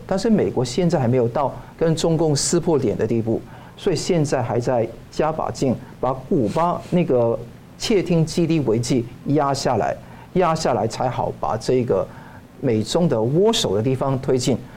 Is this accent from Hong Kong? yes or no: yes; Hong Kong; now in Taiwan; 香港呢， 我， 我觉得说是以前我小时候长大的地方